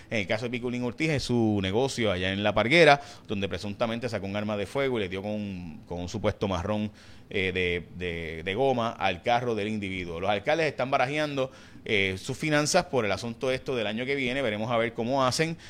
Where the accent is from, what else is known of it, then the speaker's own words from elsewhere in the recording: San Lorenzo, Puerto Rico; de San Lorenzo, mi pueblo